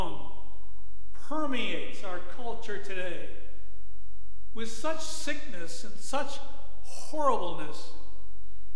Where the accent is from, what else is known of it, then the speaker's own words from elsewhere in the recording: Buffalo, New York, United States; I was born and raised in the Buffalo area. I was born at St. Francis Hospital in Buffalo.